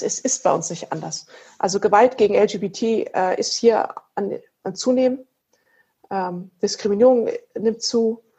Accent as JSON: {"language": "German", "town": "Erlangen", "region": "Bavaria", "country": "Germany", "said": "ich komme ja aus Erlangen"}